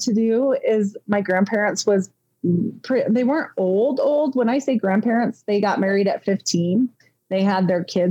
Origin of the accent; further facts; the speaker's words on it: Pocatello, Idaho, United States; moved away; I grew up in Pocatello for about 10 years of my younger life